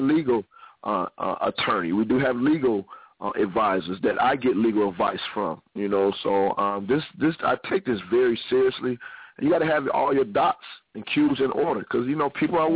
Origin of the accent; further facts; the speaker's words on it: Ohio, United States; I'm originally from Ohio.